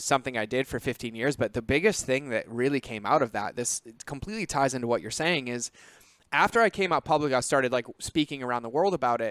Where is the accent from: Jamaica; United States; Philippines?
United States; Massachusetts; I grew up in Massachusetts.